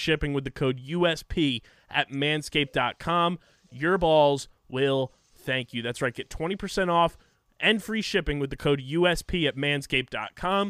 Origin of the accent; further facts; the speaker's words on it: New Jersey, United States; we are from New Jersey. So nice little hat tip to our home state